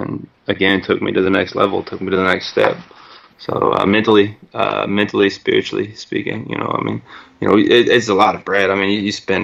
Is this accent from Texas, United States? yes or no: yes; Bryan, Texas, United States; I'm originally from Bryan, Texas